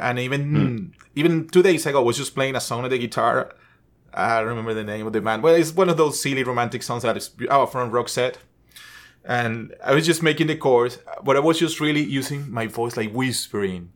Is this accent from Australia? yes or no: no; Venezuela; English is a second language; moved away as an adult; I'm from Venezuela. I'm not a Native American. I wasn't born here, basically, born and raised. So I've been here for 17 years